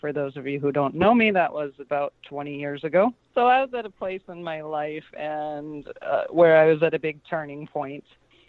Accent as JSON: {"language": "English", "town": "St. Louis", "region": "Missouri", "country": "United States", "tie": "born or raised there", "said": "I grew up in St. Louis."}